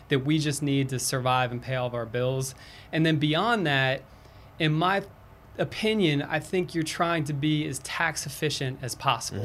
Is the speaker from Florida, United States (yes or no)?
yes; Florida, United States; also born or lived in East Coast; now in Charlotte, United States; I'm originally from Florida